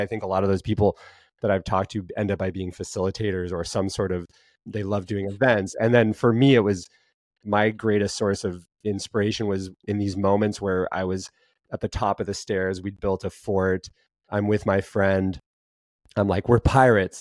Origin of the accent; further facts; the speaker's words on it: Montana, United States; growing up in Montana